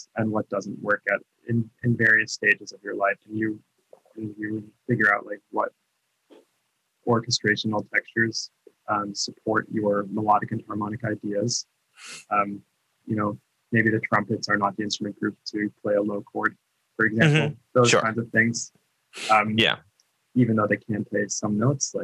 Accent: Lexington, Massachusetts, United States; moved away; I'm from Lexington, Massachusetts originally.

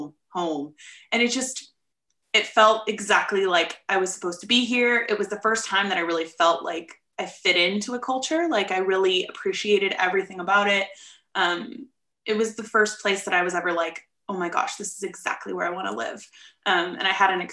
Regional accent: Ohio, United States; moved away as an adult; I'm obviously happy to be from Ohio. Like, I love where I'm from

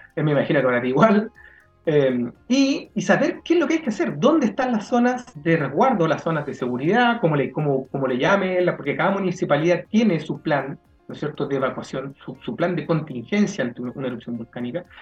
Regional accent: Chile

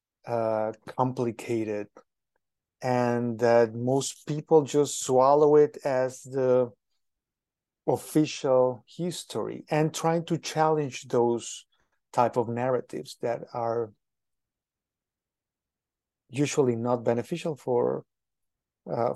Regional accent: Mexico City, Mexico; now in United States; I am originally from Mexico, specifically from Mexico City.

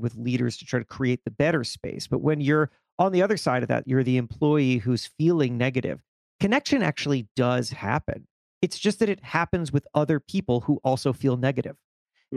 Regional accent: South Florida, United States; I grew up in South Florida

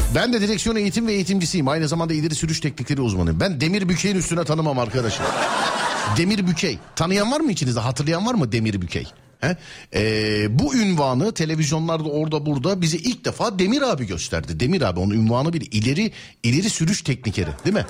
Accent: Istanbul, Turkey; Doğma büyüme İstanbul'da

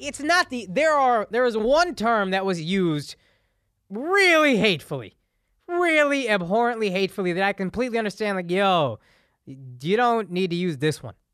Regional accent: Texas, United States; I grew up in the South

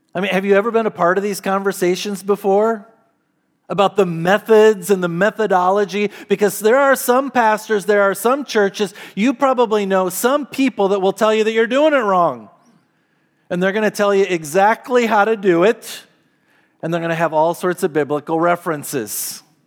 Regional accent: United States; to be Americans and to live in this country

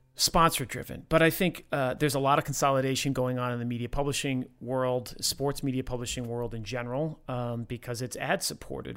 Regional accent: Rhode Island, United States; I grew up in Rhode Island

